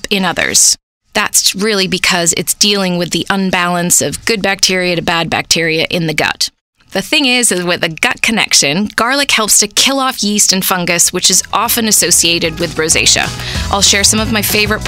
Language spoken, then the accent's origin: English; United Kingdom; also born or lived in England; now in Canada; I specialized in skin as a British beauty therapist